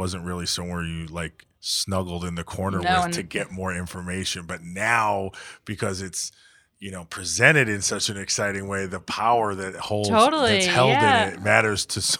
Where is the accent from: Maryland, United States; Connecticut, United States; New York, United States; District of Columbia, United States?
Connecticut, United States; I grew up in Connecticut.